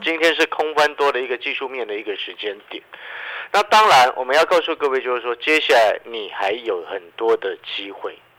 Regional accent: Taiwan; 我们台湾这边

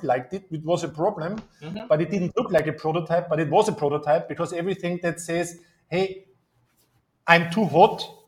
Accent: Austria; I'm from Austria

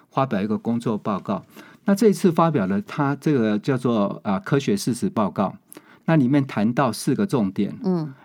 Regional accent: Changhua County, Taiwan; 我家乡在， 在彰化啦

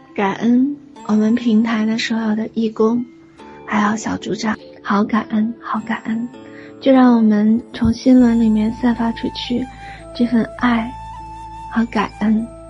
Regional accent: China; 作为一个中国人，真的很幸福，也很幸运，生在华夏之家

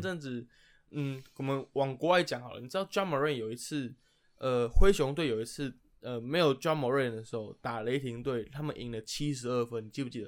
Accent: Taipei, Taiwan; 因为两位主持人都是死台北人，就从小在台北长大

